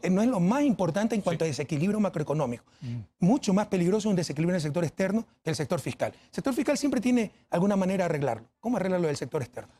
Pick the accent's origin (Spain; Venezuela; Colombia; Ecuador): Ecuador